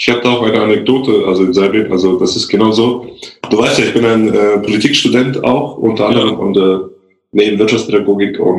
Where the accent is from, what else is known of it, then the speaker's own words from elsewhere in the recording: Germany; born there; Weil, so, ich bin ja in Deutschland geboren